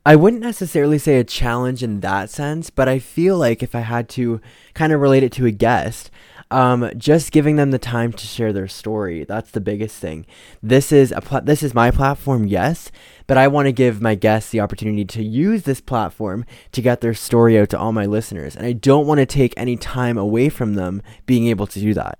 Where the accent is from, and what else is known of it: Canada